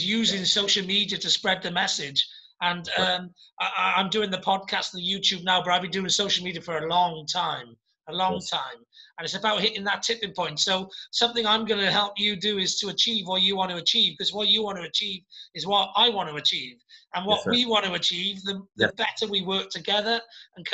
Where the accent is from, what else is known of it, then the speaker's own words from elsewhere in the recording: Welsh, Wales, United Kingdom; I'm the Welsh dragon